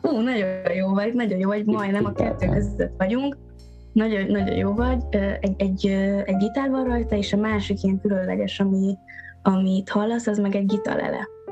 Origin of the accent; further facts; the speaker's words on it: Eger, Heves, Hungary; a szülővárosom is ugye Eger